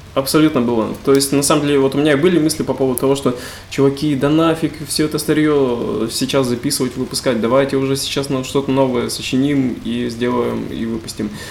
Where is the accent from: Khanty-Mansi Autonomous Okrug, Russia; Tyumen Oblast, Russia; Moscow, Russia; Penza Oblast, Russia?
Tyumen Oblast, Russia; Tobolsk; мы из Тобольска, это Тюменская а область